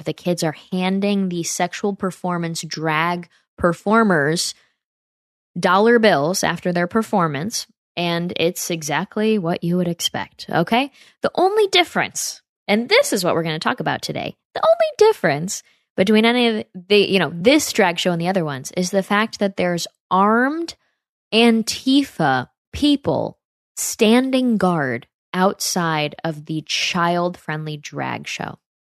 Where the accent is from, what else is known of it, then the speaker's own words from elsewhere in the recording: near Saratoga, upstate New York, United States; my hometown in upstate New York by Saratoga